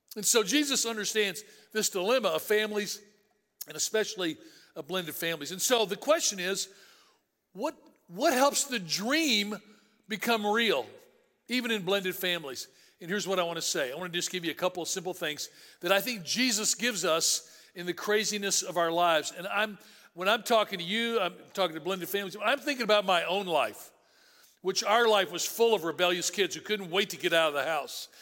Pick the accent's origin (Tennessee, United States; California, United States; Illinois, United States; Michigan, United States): Tennessee, United States; I grew up in Tennessee.